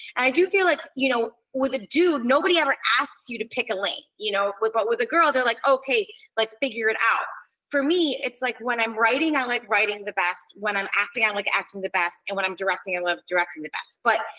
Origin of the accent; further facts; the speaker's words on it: New York, United States; because I'm Italian and from New York, I think a lot of times it doesn't sound as diplomatic as I think it does in my head